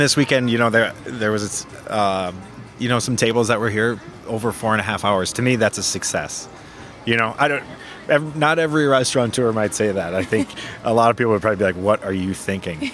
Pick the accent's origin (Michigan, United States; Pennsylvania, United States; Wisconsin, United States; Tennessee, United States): Michigan, United States; Frankenmuth; also born or lived in Sault Ste. Marie, Ontario; I grew up in Frankenmuth